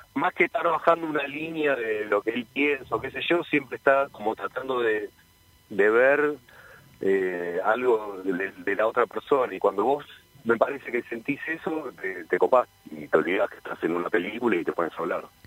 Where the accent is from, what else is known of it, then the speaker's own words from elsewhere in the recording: Hurlingham, Buenos Aires Province, Argentina; moved away as an adult; yo soy de Hurlingham, de, viví ahí desde los nueve años hasta los 25